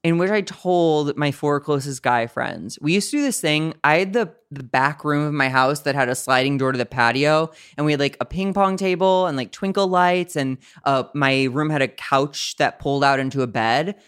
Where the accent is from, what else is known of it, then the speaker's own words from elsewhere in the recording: St. Louis, Missouri, United States; moved away as an adult; now in Los Angeles, United States; I'm from the Midwest, Saint Louis, Missouri